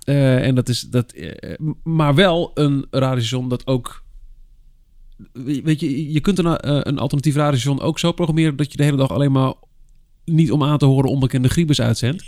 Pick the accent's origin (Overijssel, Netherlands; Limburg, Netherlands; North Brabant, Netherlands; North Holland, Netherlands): Overijssel, Netherlands; Almelo; Ik kom uit Almelo